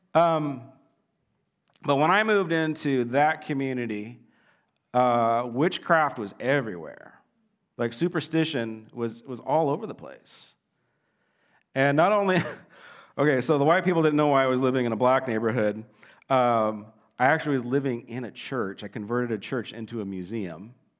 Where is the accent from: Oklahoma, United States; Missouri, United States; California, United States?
California, United States; Southern; growing up in Southern California